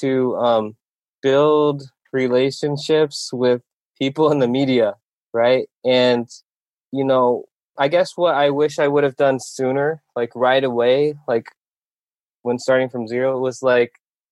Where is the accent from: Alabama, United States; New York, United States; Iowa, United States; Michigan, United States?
Iowa, United States; also born or lived in Korea; I was born in Korea. I grew up in Iowa, though, because I was adopted by my family in Iowa.